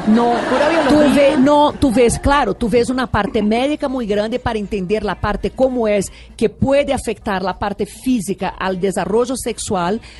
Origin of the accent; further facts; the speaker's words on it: Rio de Janeiro, Brazil; Spanish is a second language; moved away as an adult; also born or lived in London, United Kingdom / Brasília, Brazil / Rome, Italy / New York, United States; now in Bogotá, Colombia; El Río de Janeiro fue donde yo nací, donde yo crecí, donde soy originalmente.